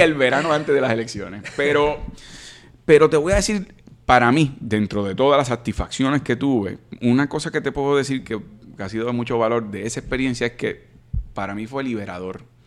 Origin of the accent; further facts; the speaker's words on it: Caguas, Puerto Rico; Yo soy de Caguas.